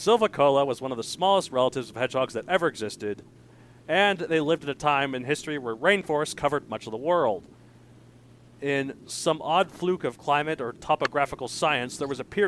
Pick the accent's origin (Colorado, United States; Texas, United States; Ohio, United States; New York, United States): Colorado, United States; my home state, Colorado